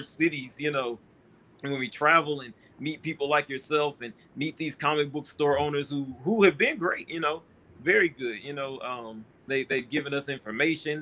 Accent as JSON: {"language": "English", "town": "Houston", "region": "Texas", "country": "United States", "said": "I'm from Houston"}